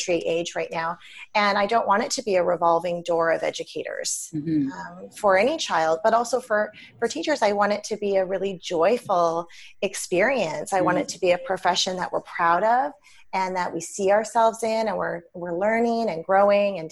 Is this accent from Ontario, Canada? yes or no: no; British Columbia, Canada; I'm from British Columbia